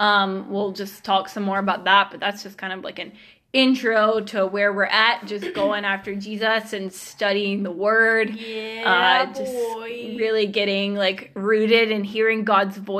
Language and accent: English; Georgia, United States; now in Kansas City, United States; I grew up in Georgia, lived in the same house my whole life